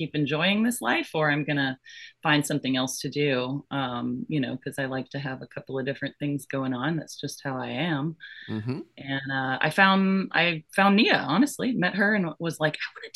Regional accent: Florida, United States; also born or lived in Georgia / Orlando, Florida; I was born in Florida and I grew up in Florida and Georgia.

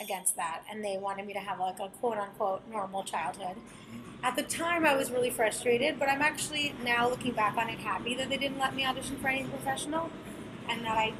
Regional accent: California, United States; moved away as an adult; I grew up in California.

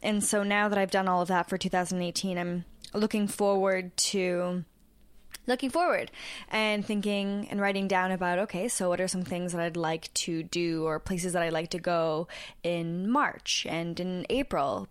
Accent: Canada; also born or lived in Toronto; we're two Canadian podcasters in Toronto

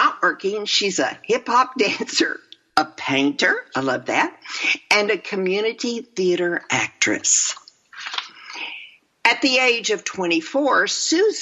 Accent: Texas, United States; I'm from Texas

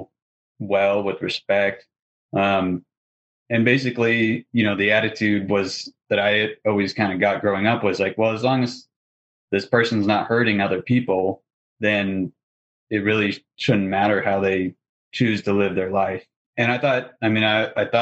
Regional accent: Northern California, United States; moved away as an adult; also born or lived in Oregon; now in Salt Lake City, United States; I grew up in Northern California

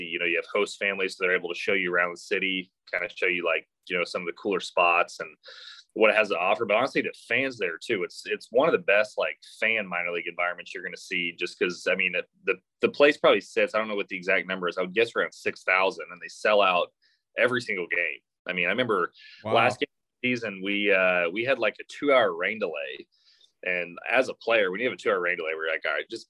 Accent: Oklahoma, United States; now in Arkansas, United States; I'm from Oklahoma

